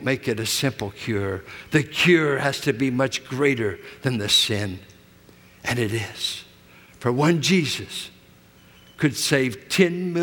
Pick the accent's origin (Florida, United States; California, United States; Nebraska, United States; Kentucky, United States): California, United States; Richmond; where I grew up in Richmond, 6th and Cuddy, south of Carlson, where we started.